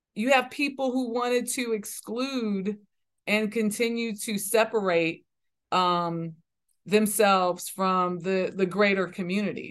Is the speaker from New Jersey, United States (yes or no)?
no; Los Angeles, California, United States; when I was growing up in South Central Los Angeles